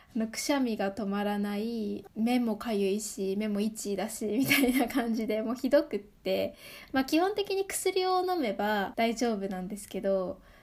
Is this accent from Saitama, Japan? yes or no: yes; Saitama, Japan; 埼玉で生まれて埼玉で育って